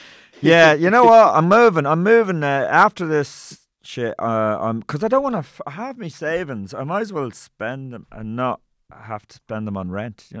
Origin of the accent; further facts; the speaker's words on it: Meath, Leinster, Ireland; also born or lived in Tuam, County Galway / Kildare / Mayo; from 4, I was in Meath and then Kildare from 15 to 18 when I left home.